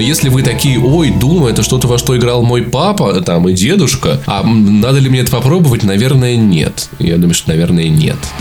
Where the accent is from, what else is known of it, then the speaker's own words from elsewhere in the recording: Voronezh, Voronezh Oblast, Russia; moved away as an adult; now in Moscow, Russia; в моем родном городе, в Воронеже